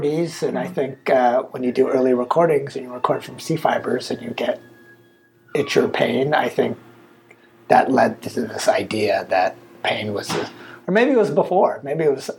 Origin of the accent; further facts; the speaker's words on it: United States; I grew up in the States.